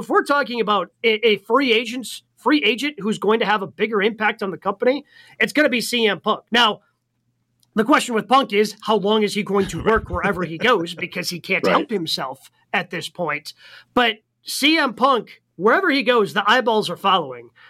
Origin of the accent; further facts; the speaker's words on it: Milwaukee, Wisconsin, United States; WWE SmackDown is going to be right here in my hometown of Milwaukee tomorrow night